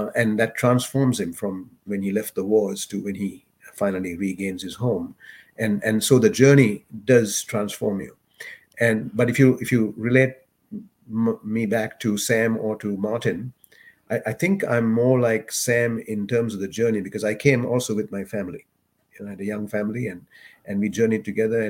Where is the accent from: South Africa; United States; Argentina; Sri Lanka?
Sri Lanka; first language English; moved away as an adult; also born or lived in Dubai; now in Canada; when I was in Sri Lanka, we didn't have a lot of things